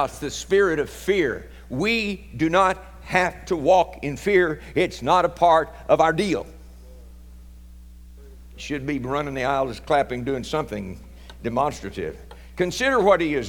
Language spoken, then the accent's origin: English; Oklahoma, United States; There's a couple of us Okies